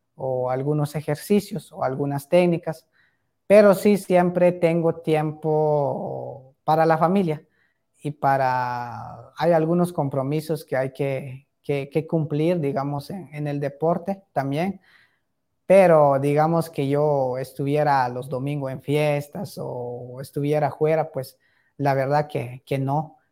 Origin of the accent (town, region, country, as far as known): Tecpán, Chimaltenango, Guatemala